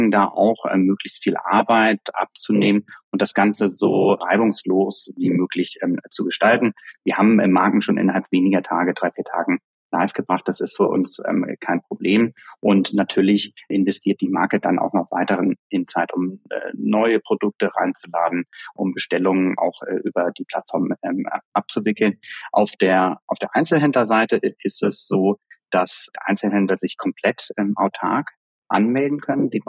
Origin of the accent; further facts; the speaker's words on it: Germany; können wir beide auch als Deutsche äh, sagen, ich glaube, dass, dass wir ja oft etwas, etwas konservativer an, an Dinge rangehen